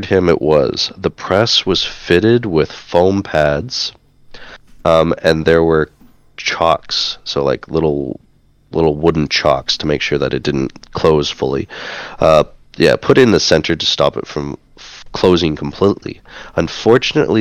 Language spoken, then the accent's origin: English; Winnipeg, Manitoba, Canada; my hometown in Winnipeg, Manitoba, Canada